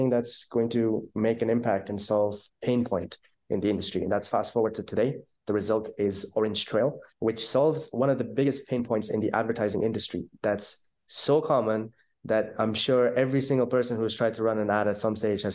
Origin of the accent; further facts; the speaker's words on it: Ireland; accent: Irish; moved away as an adult; also born or lived in Pakistan / Netherlands / Bali / Dubai; now in Bulgaria; I was born in Pakistan. When I was around six, I moved to Ireland. My family's in Ireland now. We're pretty much based there. You might hear some of the Irish accent coming through.